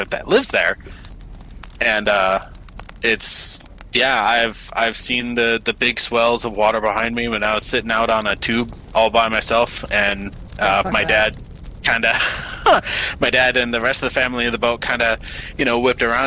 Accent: Canada; I'm from Canada

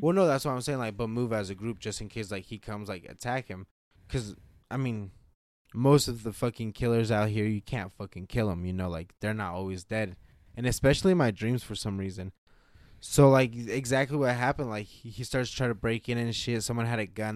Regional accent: Nevada, United States; we're from Nevada

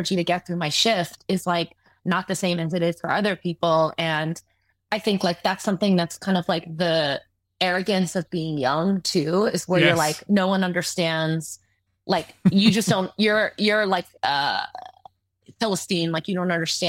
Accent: Southern California, United States; growing up in Southern California, where it's like skate and surf culture

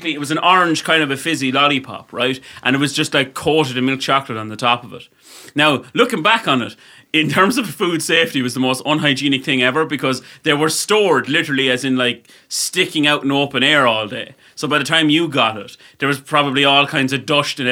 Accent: Ireland

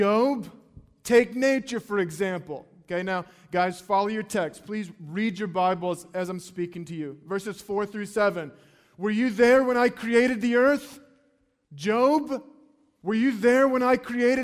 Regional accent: North Carolina, United States; I grew up in North Carolina and the ocean was pretty close to us

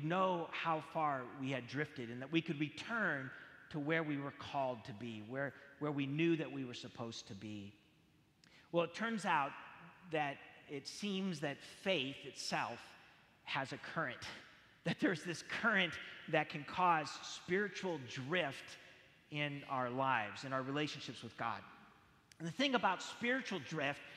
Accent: San Jose, California, United States; I grew up in San Jose, California

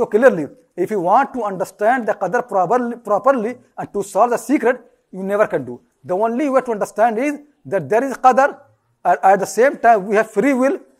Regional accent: India; I was born in India.

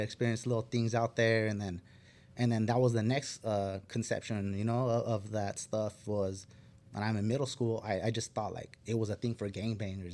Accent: Fillmore, California, United States; I grew up in Fillmore

